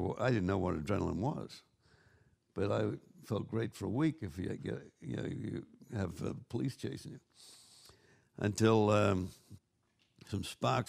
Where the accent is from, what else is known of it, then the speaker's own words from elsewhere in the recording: Goulburn, New South Wales, Australia; accent: Australian; moved away as an adult; also born or lived in Queanbeyan, Australia / London, United Kingdom; now in Santa Monica, United States; I was born in Goulburn and moved to Queanbeyan when I was 12.